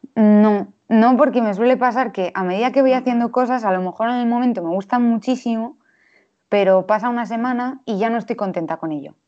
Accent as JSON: {"language": "Spanish", "town": "Valladolid", "region": "Castile and León", "country": "Spain", "tie": "born or raised there", "said": "nací en Valladolid en 1996"}